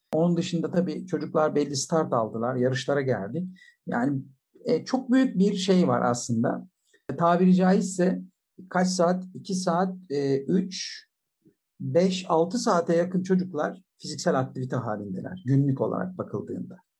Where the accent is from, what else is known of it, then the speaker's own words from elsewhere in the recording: Bolu Province, Turkey; ben 1966 yılında Bolu'da doğdum